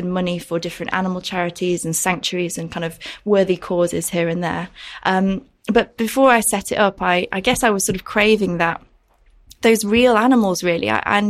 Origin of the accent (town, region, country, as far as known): Yorkshire and the Humber, United Kingdom; born or raised there